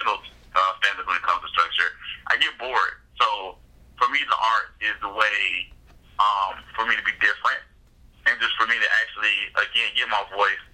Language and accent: English; Augusta, Georgia, United States; I love Augusta